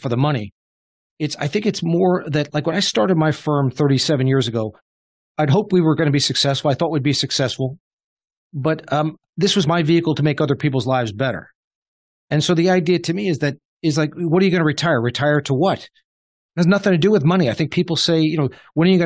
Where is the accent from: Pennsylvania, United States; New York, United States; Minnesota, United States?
New York, United States; Suffern; moved away as an adult; now in Short Hills, United States; We grew up in Suffern, New York, just over the border of New Jersey, you know, literally a nine iron from New Jersey, just in Rockland County, New York.